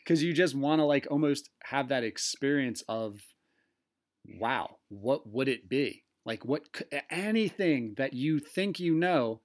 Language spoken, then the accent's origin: English; East Coast, United States; accent: East Coast; That was my East Coast accent.